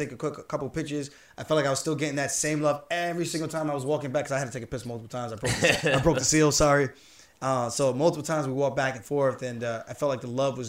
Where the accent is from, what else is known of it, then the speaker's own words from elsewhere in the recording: New York, United States; I'm from New York, born and raised here. Even though I had Jamaican parents who were born and raised in Jamaica and grandparents born and raised in Jamaica, I'm still proudly a New Yorker.